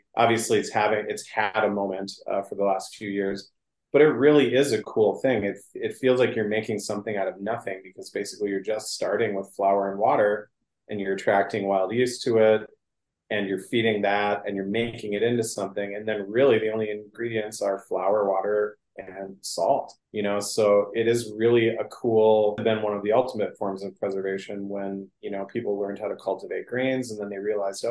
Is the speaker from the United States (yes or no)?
yes; Northwest Wisconsin, United States; now in Duluth, United States; I'm from Northwest Wisconsin